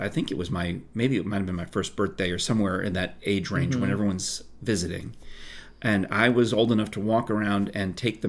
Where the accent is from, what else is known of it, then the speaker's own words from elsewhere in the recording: New York, United States; And I mostly associate growing up in New York with the parade.